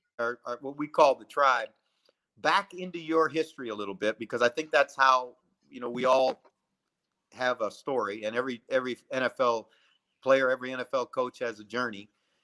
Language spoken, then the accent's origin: English; United States; It's 1983. And uh-huh. I'm an American on vacation, and I'm walking in Hyde Park